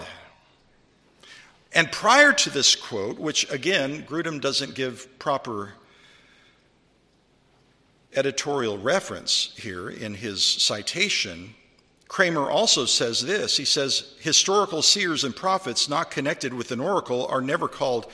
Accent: California, United States; I was raised in California

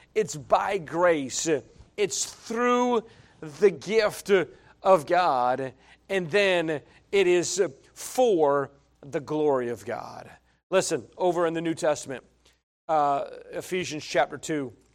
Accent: northeast of Albany, New York, United States; the little towns that I'm from and so I always, I always reference Albany. So we're Two hours, forty-five minutes northeast of Albany

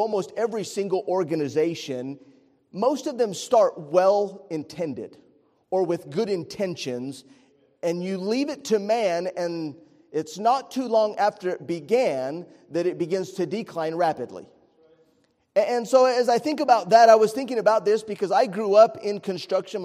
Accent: Estancia, New Mexico, United States; I grew up in Estancia, New Mexico, was a little bitty rural community

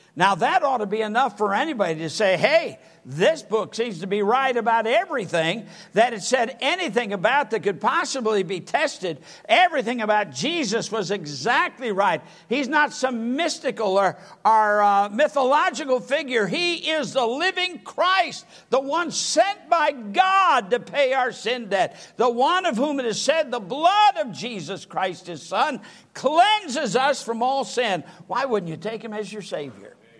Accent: Sturgis, Michigan, United States; moved away; also born or lived in Kalamazoo, Michigan; I'm from Sturgis, Michigan, about 30 miles south of Kalamazoo

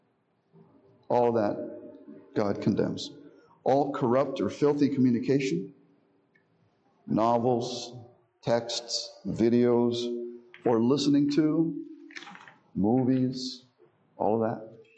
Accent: Miami, Florida, United States; Growing up in Miami, I had Protestant friends

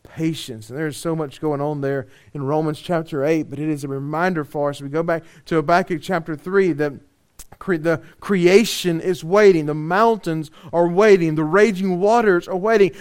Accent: Louisiana, United States; we're from Louisiana

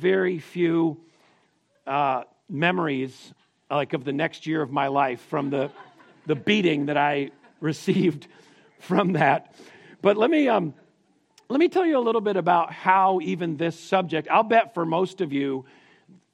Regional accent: Connecticut, United States; I grew up in Connecticut

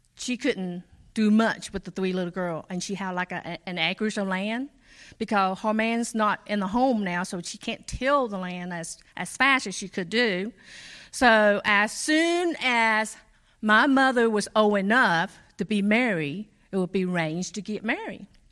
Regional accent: Cambodia; moved away; I was born in Cambodia

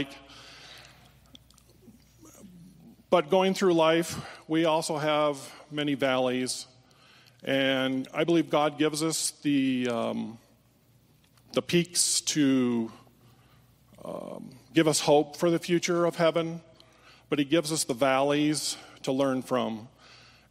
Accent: Holland, Michigan, United States; moved away; I was raised in Holland, Michigan, part of the Dutch community there.

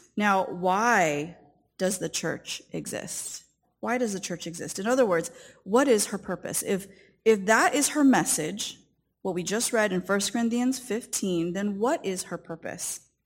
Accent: Southern California, United States; I grew up in Southern California, and my parents came from the country of Taiwan

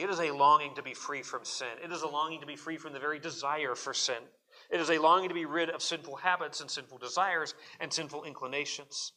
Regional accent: Arizona, United States; growing up in Arizona

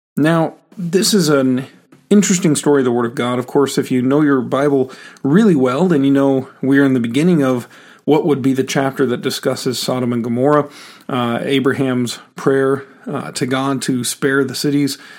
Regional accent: United States; as American Christians.

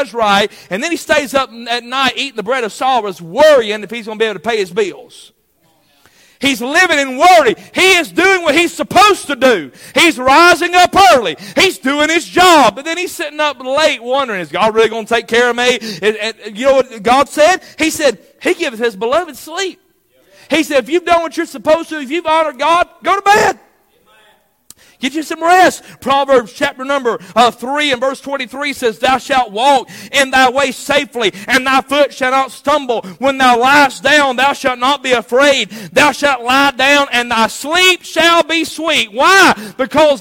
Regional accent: United States; as an American

